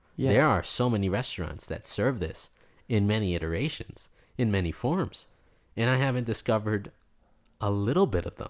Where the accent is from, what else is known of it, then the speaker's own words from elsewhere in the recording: East Coast, United States; growing up in the East Coast and spending so much time there, you develop these sort of relationships, not only with restaurants, but with the waiters at these restaurants.